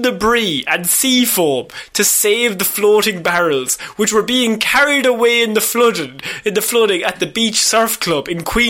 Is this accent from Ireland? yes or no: yes; Ireland; As Irish people, we can relate.